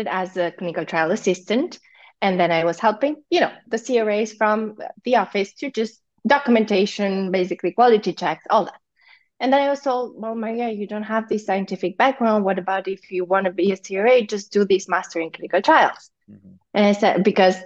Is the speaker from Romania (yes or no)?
yes; Zalău, Sălaj County, Romania; I'm from Zalo, which is like 40 minutes from Cluj-Napoca